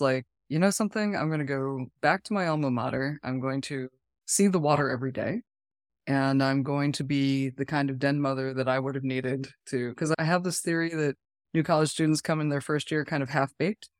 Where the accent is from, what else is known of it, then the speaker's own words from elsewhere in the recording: New England, United States; moved away; I'm from New England